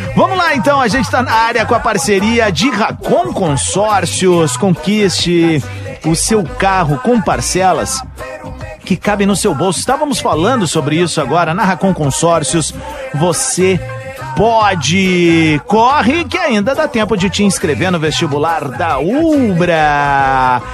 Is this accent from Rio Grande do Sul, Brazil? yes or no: yes; Viamão, Rio Grande do Sul, Brazil; quando era piá em Viamão